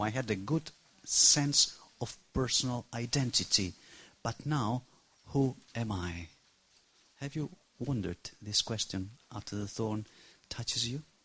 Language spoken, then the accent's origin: English; Barcelona, Catalonia, Spain; English is a second language; I come from Barcelona, Spain.